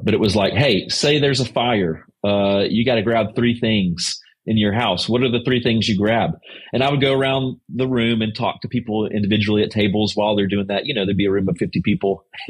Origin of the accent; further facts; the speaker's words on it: Louisiana, United States; now in White House, United States; On my cul-de-sac of 13 homes, I'm from Louisiana. And so we're the only native Southerners.